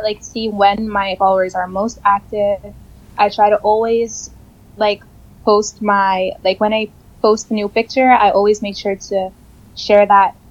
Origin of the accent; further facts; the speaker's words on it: Curaçao; living in Curacao and like growing up here is like, you're always on vacation